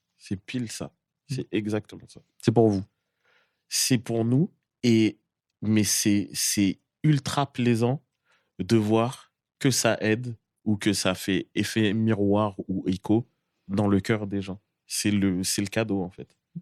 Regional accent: Boulogne-Billancourt, Île-de-France, France; je viens de Boulogne-Billancourt et c'est une des grandes pépinières du, rap

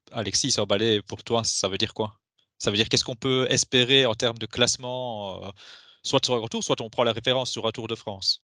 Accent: Belgium; nous en tant que Belges

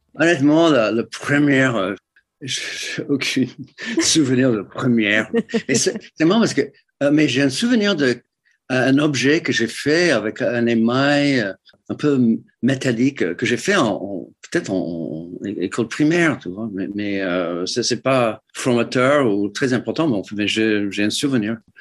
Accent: Detroit, Michigan, United States; French is a second language; moved away as an adult; also born or lived in New York; now in France; J'ai grandi à, à, à Détroit

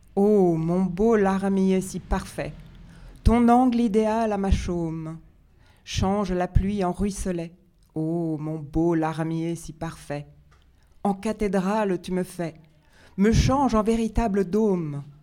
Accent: Geneva, Switzerland; Je viens de Genève

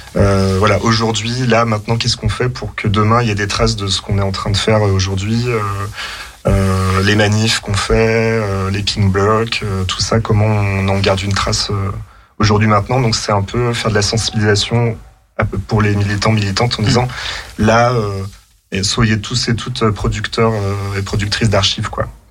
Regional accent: Chambéry, Auvergne-Rhône-Alpes, France; also born or lived in Lyon; je viens de Chambéry

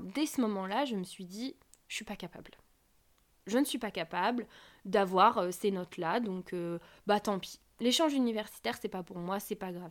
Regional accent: France; Je suis française, coréanophone

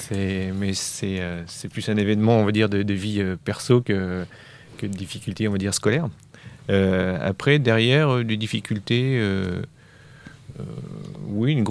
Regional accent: Grenoble, Auvergne-Rhône-Alpes, France; now in Orléans, France; Alors j'ai moi, je suis originaire de Grenoble, donc j'étais à l'université Joseph Fourier, là-bas, à Grenoble.

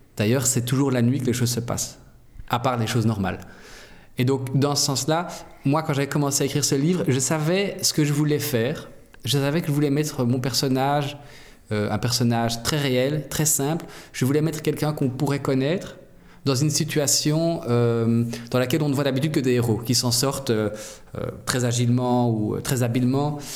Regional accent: Brussels, Brussels-Capital Region, Belgium; je viens de Bruxelles

